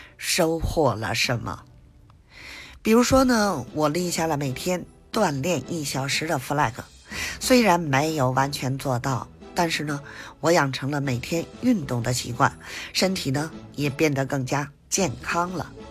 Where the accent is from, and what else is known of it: Beijing, China